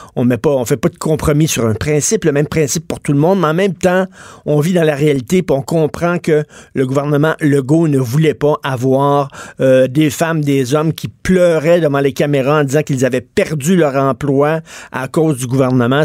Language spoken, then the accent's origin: French; Quebec, Canada; je suis québécois de souche